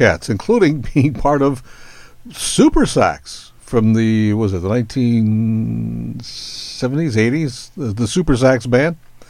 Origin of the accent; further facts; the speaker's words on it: South Dakota, United States; Born and raised in the Dakotas. I'm originally from South Dakota, interestingly.